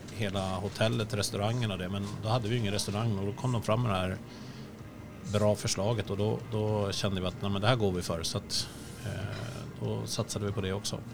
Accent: Sweden; jag är svensk.

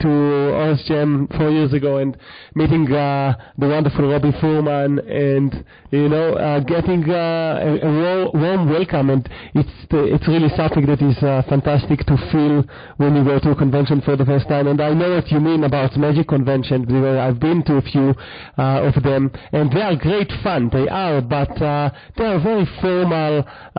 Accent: New Zealand; because I'm a Kiwi … you're a Kiwi.

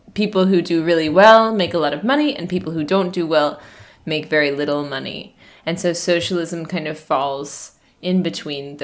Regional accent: United States; now in China; I'm an American, and I live in China

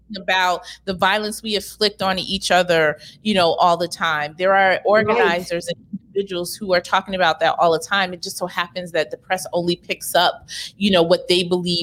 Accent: New York City, New York, United States; I grew up here in New York and Brooklyn as well

